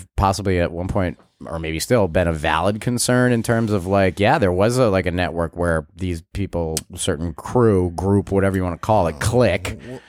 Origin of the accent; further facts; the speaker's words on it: Springfield, Massachusetts, United States; now in Block Island, United States; I grew up in Springfield, Mass.